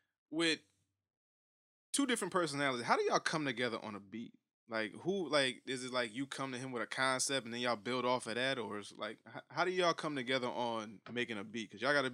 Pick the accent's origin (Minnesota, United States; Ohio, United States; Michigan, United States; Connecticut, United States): Connecticut, United States; When I went out there, I was 13 years old, and I told this chick I'm from Connecticut.